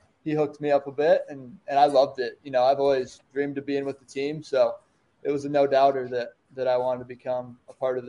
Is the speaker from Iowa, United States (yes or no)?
yes; Manchester, Iowa, United States; I'm from Manchester, Iowa.